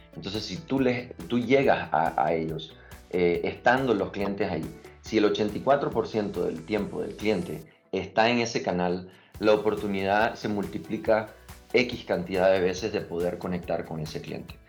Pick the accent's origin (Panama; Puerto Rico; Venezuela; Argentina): Panama; also born or lived in Nicaragua; Yo soy nicaragüense, crecí en Panamá